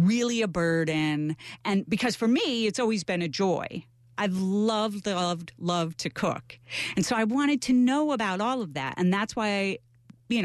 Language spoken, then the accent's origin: English; Melrose, New York, United States; I grew up in Melrose